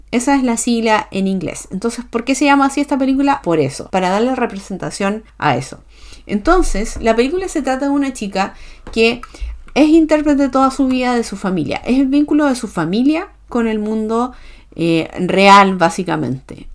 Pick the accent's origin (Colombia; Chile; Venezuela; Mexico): Chile; como sociedad chilena